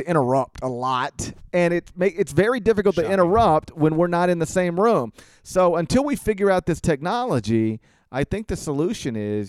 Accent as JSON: {"language": "English", "region": "Mississippi", "country": "United States", "tie": "born or raised there", "said": "I grew up in Mississippi."}